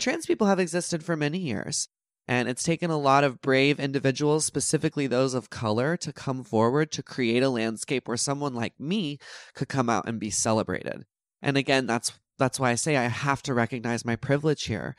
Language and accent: English; Texas, United States; moved away; growing up in Texas